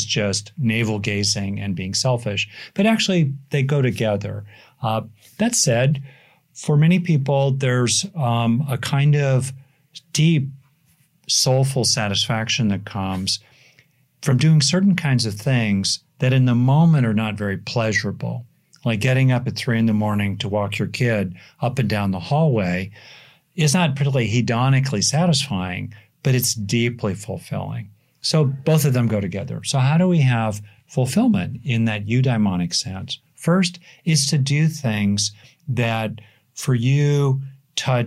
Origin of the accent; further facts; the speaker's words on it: United States; I am obviously an American